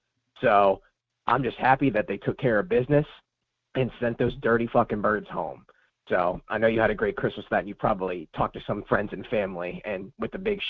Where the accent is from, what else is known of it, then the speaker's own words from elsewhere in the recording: Pennsylvania, United States; I grew up in Pennsylvania, too